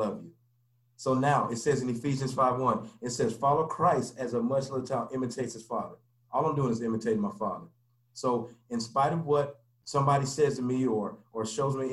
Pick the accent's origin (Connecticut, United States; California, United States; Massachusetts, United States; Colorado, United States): Colorado, United States; Denver; I grew up in Denver, Colorado. I'm from Denver, Colorado. And I grew up there, you know, basically all my life